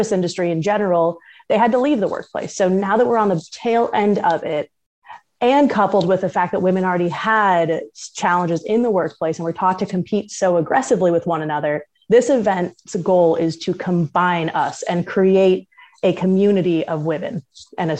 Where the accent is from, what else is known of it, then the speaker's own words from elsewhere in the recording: Southern California, United States; also born or lived in Rhode Island / New England / Pacific Northwest; now in South Carolina, United States; I'm originally from Southern California. I have lived in New England and Rhode Island for about 7 years, also in the Pacific Northwest. And now I am down in South Carolina